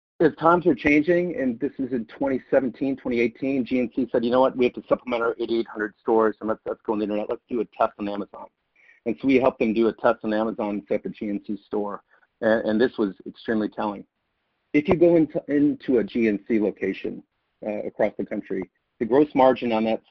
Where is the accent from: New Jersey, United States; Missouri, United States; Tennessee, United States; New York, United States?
New York, United States; Syracuse; I grew up in the 70s as an Irish Catholic up in Syracuse, New York